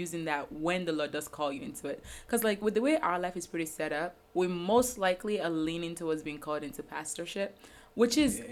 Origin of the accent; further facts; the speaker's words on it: Nigeria; moved away; growing up in Nigeria with mommy